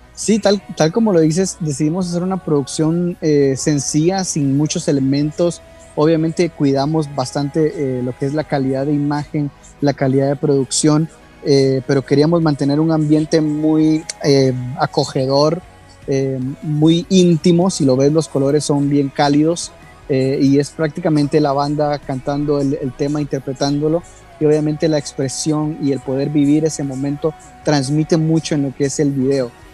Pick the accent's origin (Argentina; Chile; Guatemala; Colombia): Guatemala; now in New York, United States; yo vivo en Nueva York, soy guatemalteco, vivo en Nueva York, pero ahora precisamente estoy en Guatemala